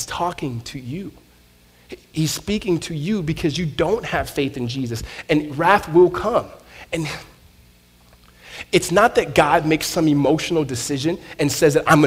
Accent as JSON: {"language": "English", "region": "Southern California", "country": "United States", "tie": "born or raised there", "said": "I grew up in Southern California"}